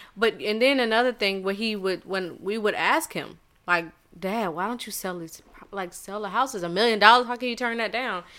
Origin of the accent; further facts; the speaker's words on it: Charleston, South Carolina, United States; moved away; I am from Charleston, South Carolina, and I don't know if it was just me being so insulated as far as like seeing nothing but black people